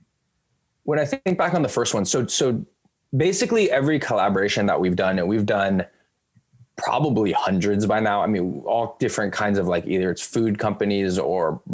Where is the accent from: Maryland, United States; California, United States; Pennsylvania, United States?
California, United States; Bay Area; growing up in the Bay Area, I'm fans of the local teams